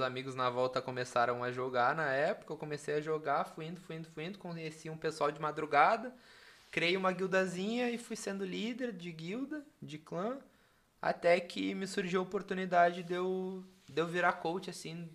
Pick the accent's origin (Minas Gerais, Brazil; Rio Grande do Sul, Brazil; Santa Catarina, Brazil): Rio Grande do Sul, Brazil; Capão da Canoa; also born or lived in Porto Alegre; eu sou do litoral, né? Eu cresci, vivi no litoral, Xangri-Lá, Capão da Canoa.